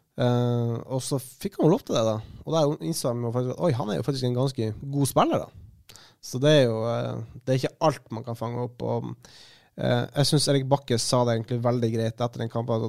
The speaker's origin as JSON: {"language": "Norwegian", "town": "Kristiansund", "region": "Møre og Romsdal", "country": "Norway", "moved": "yes", "lives_now": "Bergen, Norway", "said": "jeg kom jo fra Kristiansund i dag tidlig, så jeg har vært hjemme"}